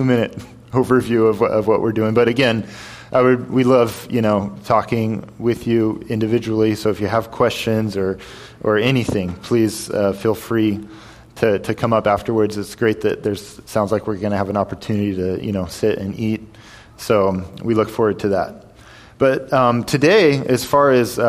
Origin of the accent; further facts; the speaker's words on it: White River Junction, Vermont, United States; first language English; moved away as an adult; also born or lived in Jordan / Kyrgyzstan; I'm from White River Junction, Vermont. I left, and I never came back. I haven't lived in America since.